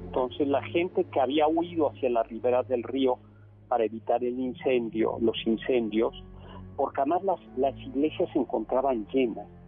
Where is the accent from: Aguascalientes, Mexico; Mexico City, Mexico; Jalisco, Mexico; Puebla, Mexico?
Mexico City, Mexico; somos chilangos y vivimos en el centro